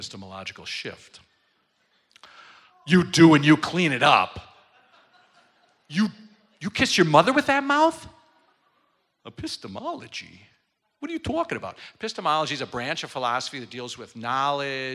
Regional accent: Milwaukee, Wisconsin, United States; I'm from Milwaukee, Wisconsin, and I'm in the southern part of the state

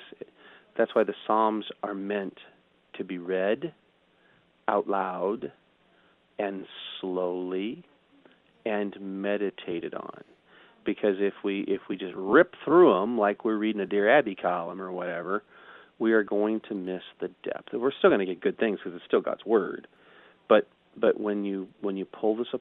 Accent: St. Louis, Missouri, United States; growing up in the St. Louis area

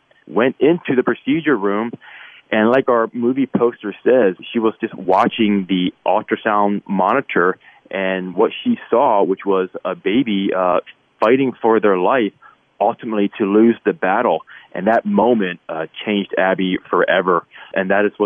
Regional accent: Philadelphia, Pennsylvania, United States; I grew up in Philadelphia

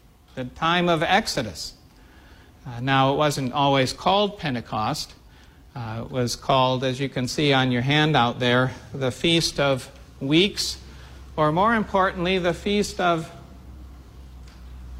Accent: the Midwest, central Illinois, United States; growing up in the Midwest

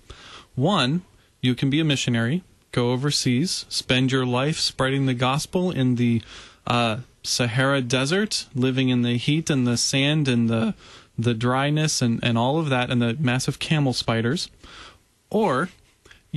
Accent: United States; as an American

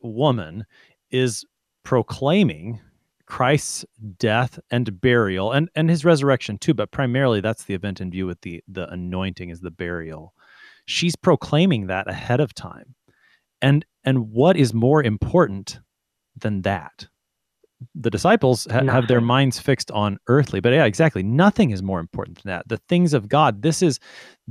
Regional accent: United States; I'm an American

